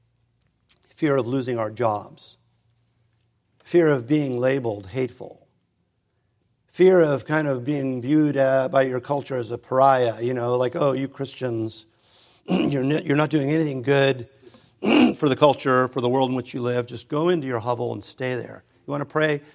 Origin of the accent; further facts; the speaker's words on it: United States; I'm an American